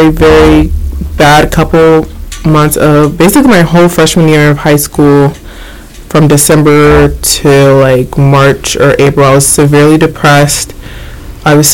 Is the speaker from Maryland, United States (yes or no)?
yes; Maryland, United States; I'm originally from Maryland, born and raised